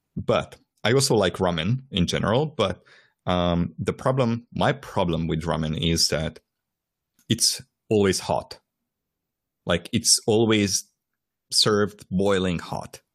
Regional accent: Transylvania, Romania; moved away; I was born in Transylvania

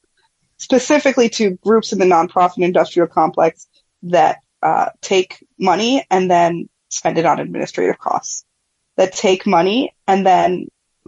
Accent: New York City, New York, United States; I was born and raised here in New York City.

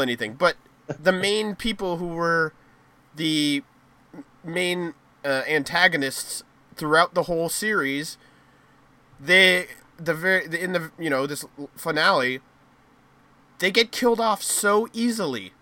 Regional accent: United States; us Americans

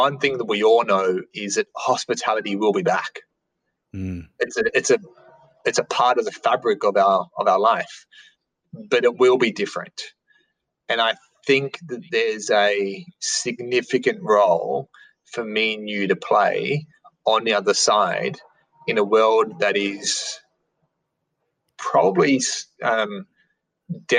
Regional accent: Sydney, New South Wales, Australia; I grew up in St. Mary's in Sydney. So in a western suburbs of Sydney

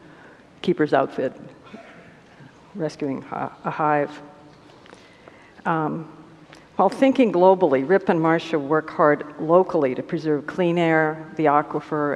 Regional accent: Albuquerque, New Mexico, United States; Albuquerque, my hometown

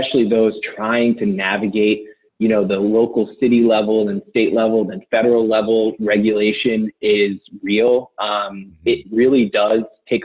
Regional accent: New England, United States; also born or lived in Southern California; now in Portland, United States; I grew up in New England. I've lived in Southern California, Portland.

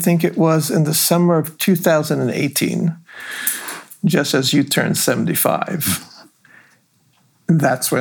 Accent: Israel; moved away as an adult; also born or lived in Los Angeles, California, United States; now in United States; my experiences growing up in Israel

